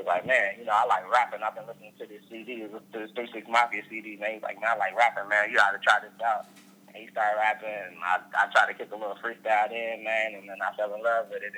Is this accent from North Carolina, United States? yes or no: no; Fort Worth, Texas, United States; also born or lived in Pittsburgh, Pennsylvania; now in Los Angeles, United States; I'm originally from Fort Worth, Texas, man. We call that Funky Town